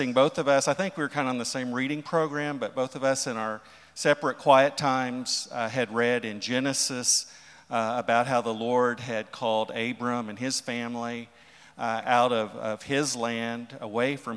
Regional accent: Oklahoma City, Oklahoma, United States; moved away as an adult; now in St. Louis, United States; we were born and raised in Oklahoma City area

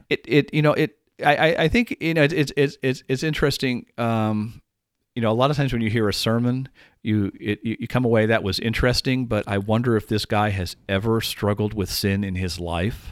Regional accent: Dallas, Texas, United States; now in Madison, United States; I'm originally from Dallas, and I learned to drive in Dallas

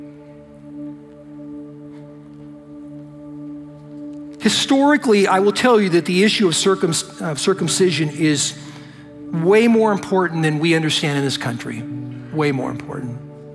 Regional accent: United States; I'm an American

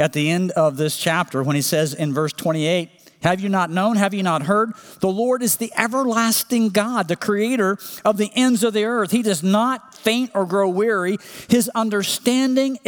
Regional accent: Oklahoma, United States; when I was growing up in Oklahoma

